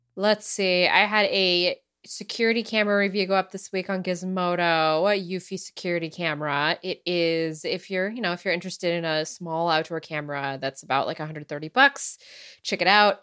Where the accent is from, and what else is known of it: United States